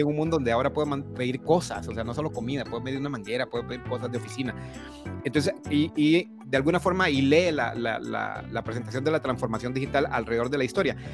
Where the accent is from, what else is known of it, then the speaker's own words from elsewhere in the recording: Honduras; moved away as an adult; now in Costa Rica; Soy, soy hondureño de nacimiento, aunque vivo en Costa Rica hace 22 años.